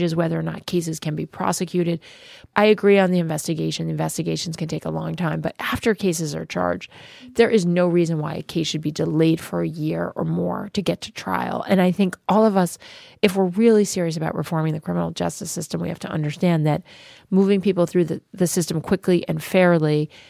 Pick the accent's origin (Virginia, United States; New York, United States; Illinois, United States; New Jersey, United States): New Jersey, United States; in my home state, Senator Cory Booker